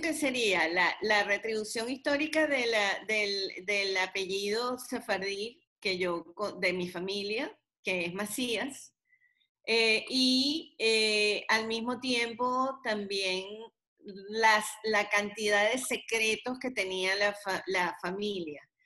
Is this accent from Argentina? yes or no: no; Venezuela; now in United States; yo soy venezolana, pero también soy americana